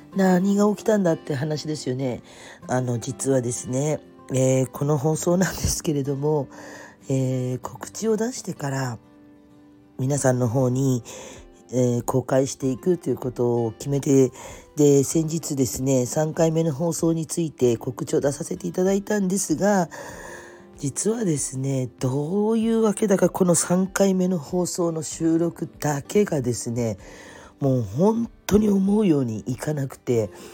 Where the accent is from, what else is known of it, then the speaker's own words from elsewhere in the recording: Kyushu, Fukuoka, Japan; also born or lived in Tokyo; 私九州の生まれの育ちなので